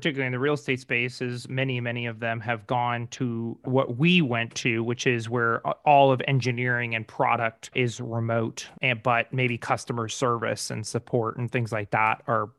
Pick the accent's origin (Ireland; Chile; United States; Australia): United States; St. Louis, Missouri; moved away; I'm originally from St. Louis